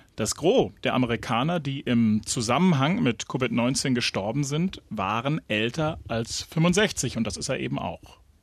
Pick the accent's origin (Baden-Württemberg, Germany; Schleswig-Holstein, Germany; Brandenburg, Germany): Brandenburg, Germany